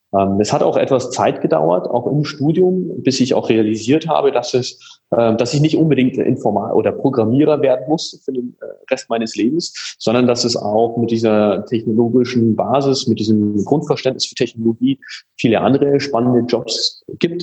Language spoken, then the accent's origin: German; Munich, Bavaria, Germany; also born or lived in Hanover; bin in München aufgewachsen